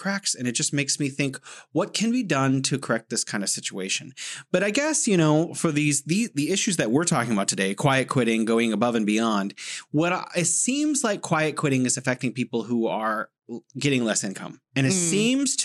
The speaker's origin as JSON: {"language": "English", "country": "United States", "tie": "born or raised there", "said": "the values that I was taught as an American growing up"}